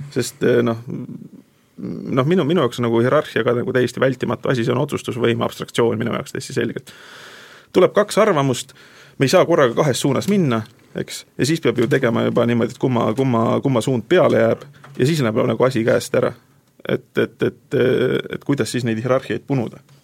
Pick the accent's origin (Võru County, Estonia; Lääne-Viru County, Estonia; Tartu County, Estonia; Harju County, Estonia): Tartu County, Estonia; Tartu; ma olen tartlane